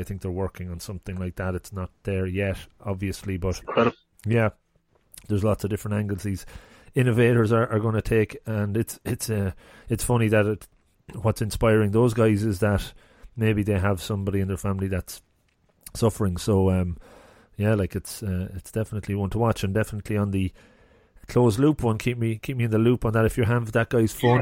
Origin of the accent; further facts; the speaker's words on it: Longford, Leinster, Ireland; moved away; I'm originally from Longford